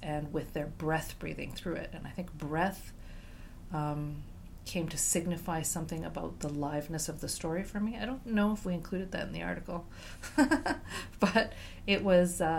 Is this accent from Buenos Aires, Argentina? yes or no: yes; Buenos Aires, Argentina; now in Montreal, Canada; I'm originally from Argentina, Buenos Aires